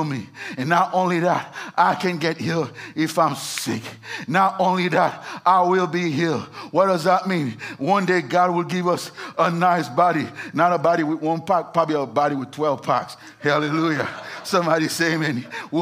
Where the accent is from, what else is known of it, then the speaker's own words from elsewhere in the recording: Haiti; moved away; I was born in Haiti.